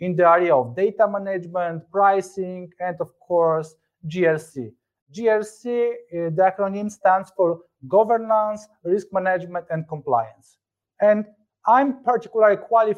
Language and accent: English; Lębork, Pomeranian Voivodeship, Poland; moved away as an adult; now in Warsaw, Poland; I was born in Lemberg, a city located in the north of Poland, very close to Gdańsk